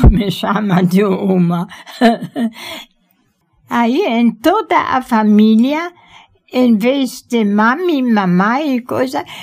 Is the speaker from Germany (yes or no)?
yes; Germany; Portuguese is a second language; now in Brazil; na Alemanha na região onde eu morava